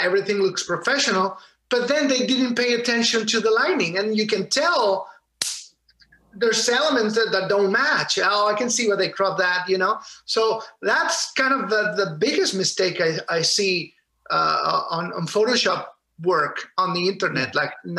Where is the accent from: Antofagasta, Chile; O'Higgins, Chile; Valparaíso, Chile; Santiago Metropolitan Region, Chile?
Valparaíso, Chile; moved away; In Chile. I grew up in Valparaiso, Chile, in the coast of the Pacific Ocean